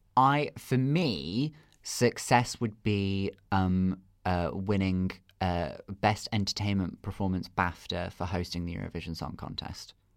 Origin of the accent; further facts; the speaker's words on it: Redruth, South West England, United Kingdom; moved away; I'm originally from Cornwall. Okay. That's where I was born and raised.